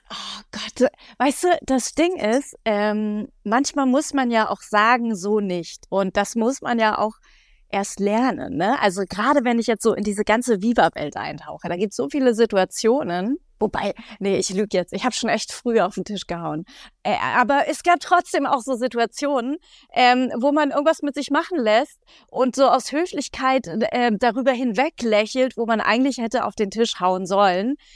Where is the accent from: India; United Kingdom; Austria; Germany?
India; Ich so, ja, Leute, ich spreche nur kein Spanisch, ich bin Inderin.